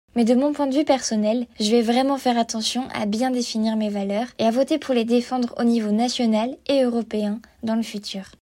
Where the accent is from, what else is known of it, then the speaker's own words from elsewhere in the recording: Malmö, Skåne, Sweden; now in Lund, Sweden; En fait, je vis dans le sud de la Suède, à Lund, et j'ai grandi à Malmö.